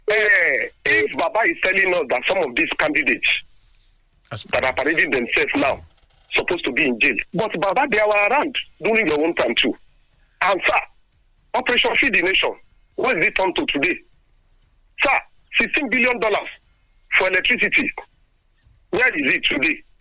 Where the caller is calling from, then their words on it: Abeokuta, Ogun State, Nigeria; from Abeokuta. Good morning, Nigerians.